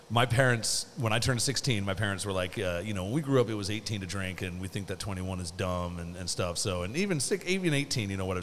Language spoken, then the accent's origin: English; Seattle, Washington, United States; moved away; also born or lived in Brooklyn, New York; originally, I'm, I'm East Coast. I was born in Brooklyn, but I grew up in Seattle